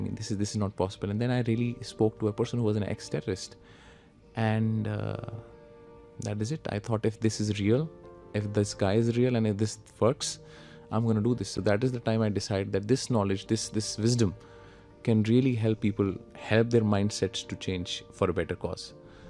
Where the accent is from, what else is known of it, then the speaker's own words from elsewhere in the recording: Jammu and Kashmir, India; moved away; And because I come from Kashmir.